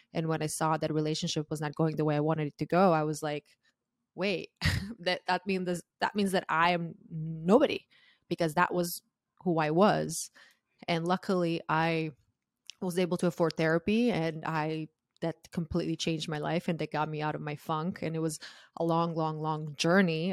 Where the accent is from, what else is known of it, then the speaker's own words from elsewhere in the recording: Croatia; moved away as an adult; now in United States; I'm originally from Croatia, and I moved to the U S when I was twenty-two